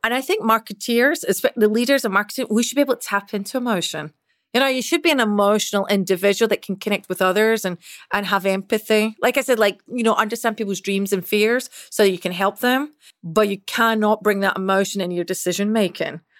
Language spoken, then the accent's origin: English; Scotland, United Kingdom; accent: Scottish; moved away; as you can probably tell with this accent, I'm Scottish. So, I originally grew up and was raised in Scotland.